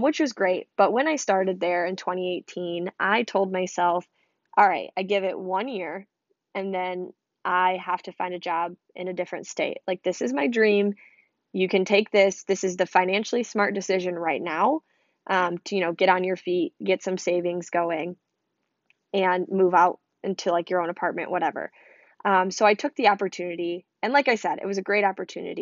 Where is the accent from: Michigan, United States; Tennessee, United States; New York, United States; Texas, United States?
Michigan, United States; I'm from Michigan